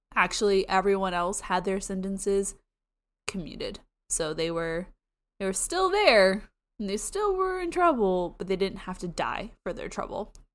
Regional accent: Florida, United States; I'm from Florida. I say everything wrong

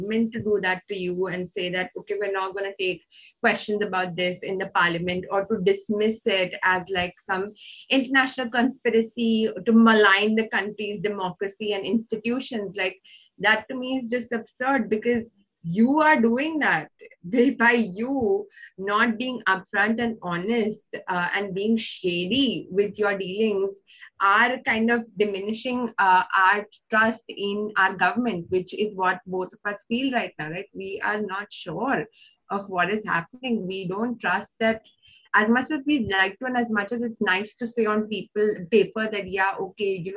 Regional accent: India; We are from an urban city. We are English speaking.

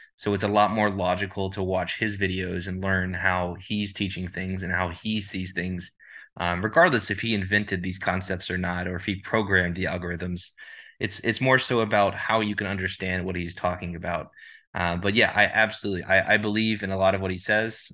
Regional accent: Dallas, Texas, United States; I'm from Dallas, Texas

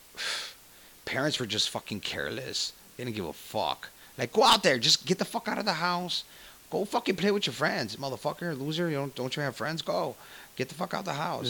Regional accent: Chicago, Illinois, United States; I grew up in Little Village, where my parents bought a house

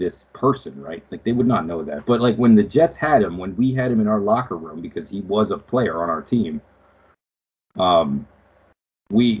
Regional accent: Canada; as a Canadian

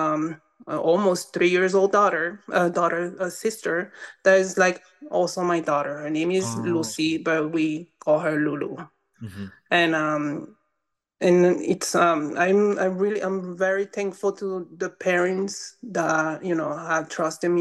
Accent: Windward Islands, French Polynesia; English is a second language; moved away as an adult; also born or lived in Mo'orea; now in New Mexico, United States; I grew up in Tahiti

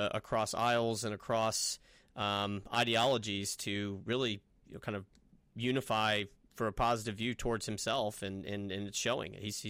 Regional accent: Knoxville, Tennessee, United States; moved away; I'm from Knoxville, still have a lot of family in Knoxville and friends in Knoxville

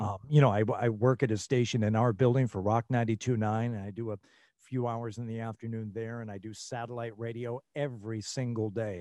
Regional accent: Troy, Michigan, United States; moved away as an adult; also born or lived in Rochester, Michigan / Lansing, Michigan / New Mexico / Las Vegas, Nevada; born in Rochester, Michigan, and, uh, and grew up in Troy, Michigan

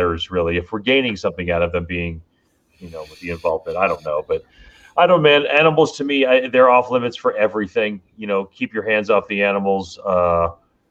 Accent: Miami, Florida, United States; growing up in Miami, me and my friend Scott, we fish all the lakes

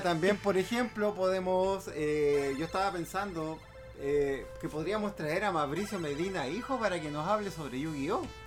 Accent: Valparaíso, Chile; also born or lived in Santiago; now in Villa Alemana, Chile; yo soy de acá de Valparaíso eh, y hace un tiempo atrás me vine a vivir a Villa Alemana

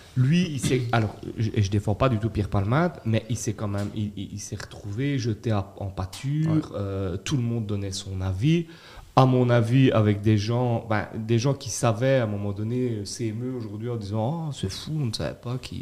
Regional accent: Belgium; en tant que Belges

